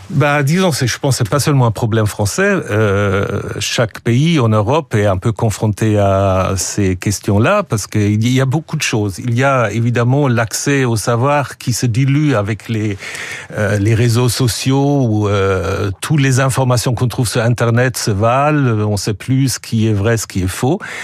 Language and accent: French; Switzerland; also born or lived in Germany; now in France; je suis suisse, euh, je suis double nationalité, suisse et allemand